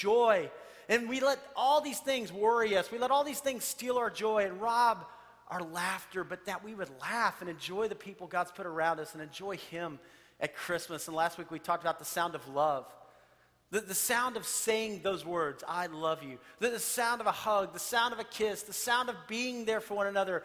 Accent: Texas, United States; I grew up in Texas

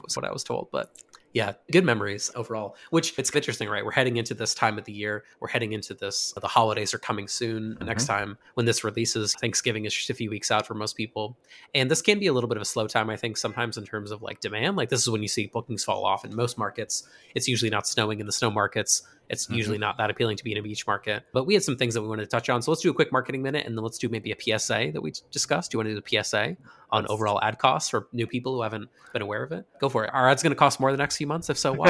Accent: Northeast, United States; Oh man, the fireplace was always clutch. We had a wood burning fireplace, and I do remember certainly many snow days as a kid.

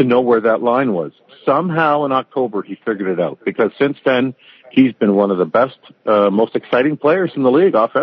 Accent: Windsor, Ontario, Canada; growing up in Windsor

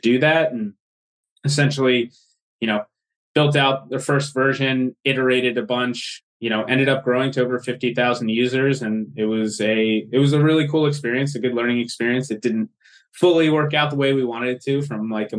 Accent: outside Philadelphia, Pennsylvania, United States; I grew up outside the Philadelphia area

